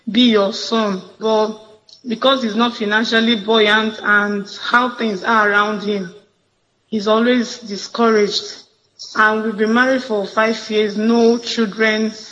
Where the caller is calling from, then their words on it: Imo, Nigeria; from Imo State.